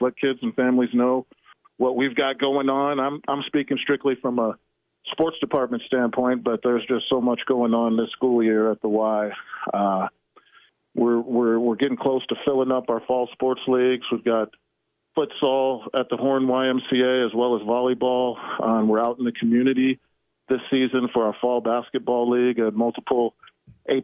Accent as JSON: {"language": "English", "town": "St. Louis", "region": "Missouri", "country": "United States", "tie": "born or raised there", "also_born_or_lived": "Seattle", "moved": "yes", "said": "I grew up in St. Louis."}